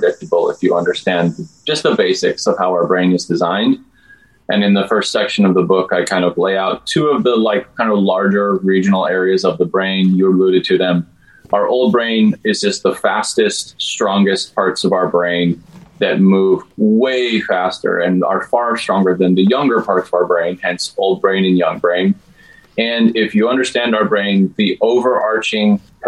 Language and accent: English; Turkey, New Mexico, United States; I grew up in Turkey, New Mexico, so I am fluent in Spanglish.